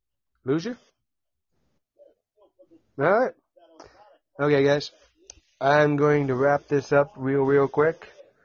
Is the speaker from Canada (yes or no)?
yes; London, Ontario, Canada; From London, Ontario.